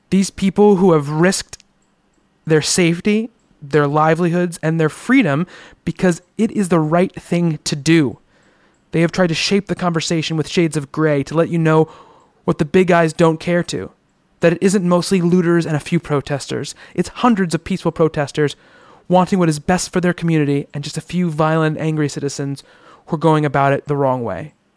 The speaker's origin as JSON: {"language": "English", "country": "United States", "said": "my life as an American"}